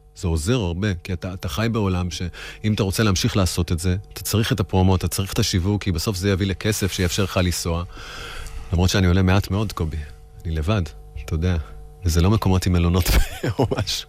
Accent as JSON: {"language": "Hebrew", "country": "Israel", "also_born_or_lived": "New York, United States"}